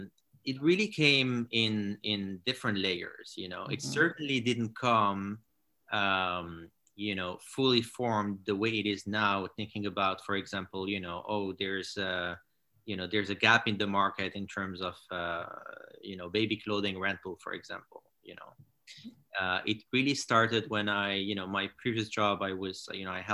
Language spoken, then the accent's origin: English; Morocco; moved away as an adult; also born or lived in France / United States; I grew up in Morocco. And then I studied in France and in the US